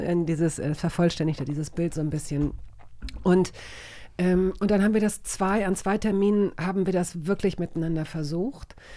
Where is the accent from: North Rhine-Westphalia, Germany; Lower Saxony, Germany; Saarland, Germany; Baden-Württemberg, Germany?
Lower Saxony, Germany; Hanover; accent: clear High German; Ich komme aus Hannover, da spricht man ziemlich klares Hochdeutsch